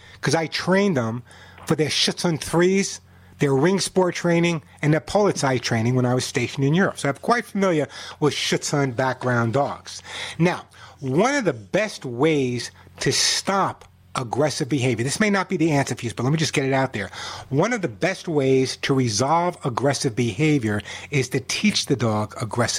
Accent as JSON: {"language": "English", "area": "Long Island", "region": "New York", "country": "United States", "tie": "born or raised there", "said": "I grew up on Long Island"}